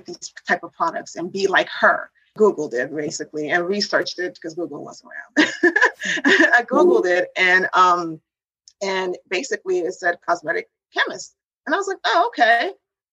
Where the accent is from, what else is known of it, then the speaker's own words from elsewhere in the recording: Washington, United States; also born or lived in New York / Haiti; she moved us to Washington, D.C. area